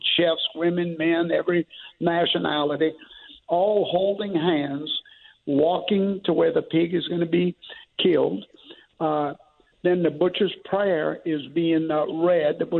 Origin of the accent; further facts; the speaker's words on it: St. James Parish, Louisiana, United States; I grew up in St. James Parish in very rural Louisiana.